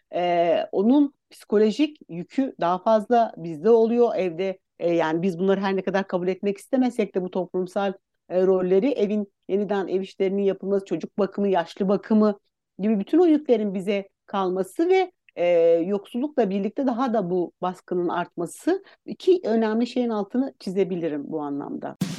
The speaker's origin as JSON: {"language": "Turkish", "region": "Istanbul", "country": "Turkey", "tie": "born or raised there", "also_born_or_lived": "Aksaray", "said": "E, ben Aksaray doğumluyum. 4 yaşından beri İstanbul'da yaşıyorum"}